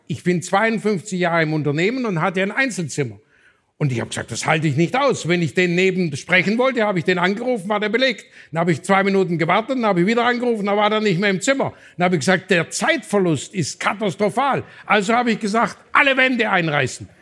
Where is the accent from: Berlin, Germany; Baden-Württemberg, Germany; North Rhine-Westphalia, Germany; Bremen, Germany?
Baden-Württemberg, Germany; Swabia; als Schwabe